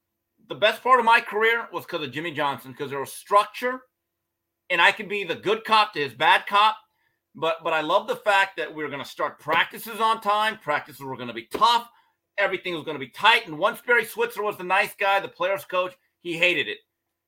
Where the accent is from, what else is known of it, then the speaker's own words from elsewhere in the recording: Busan, South Korea; I just spell it out because I don't sound like, I'm from Pusan.